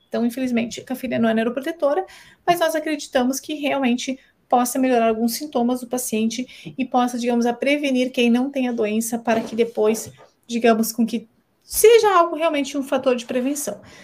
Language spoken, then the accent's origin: Portuguese; Balneário Camboriú, Santa Catarina, Brazil; Eu sou de Balneário Camboriú